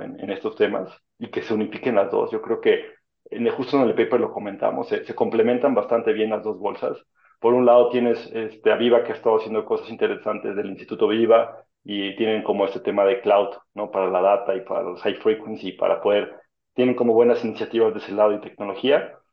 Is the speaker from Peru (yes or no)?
no; Mexico; éramos como 200 mexicanos